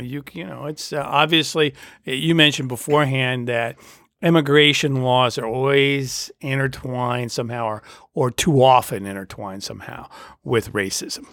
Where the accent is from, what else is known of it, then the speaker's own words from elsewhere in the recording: United States; I grew up in the United States